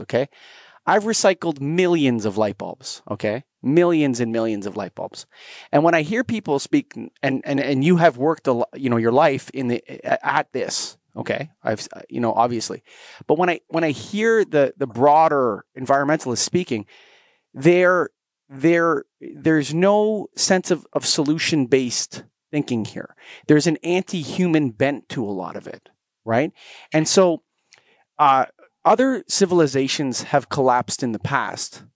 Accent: Canada; I'm Canadian

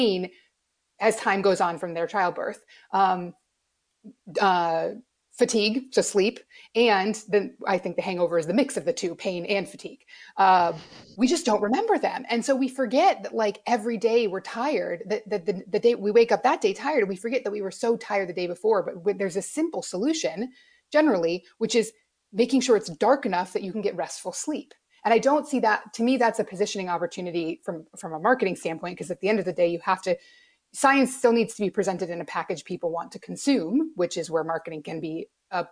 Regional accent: Alaska, United States; I grew up in Alaska where it's light half the year

